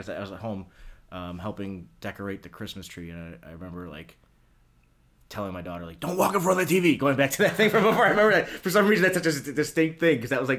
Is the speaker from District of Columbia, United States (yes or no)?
no; Tonawanda, New York, United States; I grew up in town of Tonawanda.